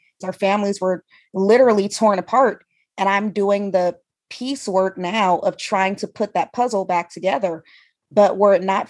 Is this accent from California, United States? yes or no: yes; Oakland, California, United States; I'm from Oakland, California